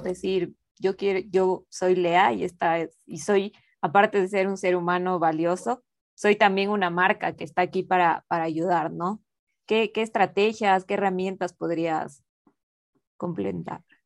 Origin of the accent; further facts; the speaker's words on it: Quito, Pichincha, Ecuador; Yo soy de Ecuador, de Quito